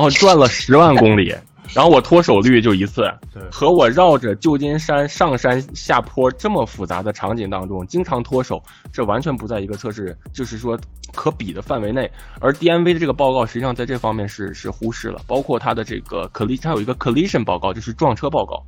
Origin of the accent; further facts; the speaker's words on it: Tianjin, China; 我自己作为一个天津人